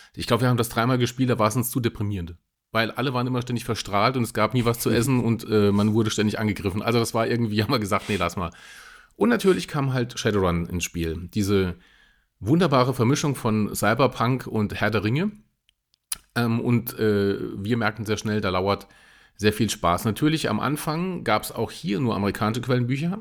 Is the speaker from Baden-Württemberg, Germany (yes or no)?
no; Saarland, Germany; ich bin ja Saarländer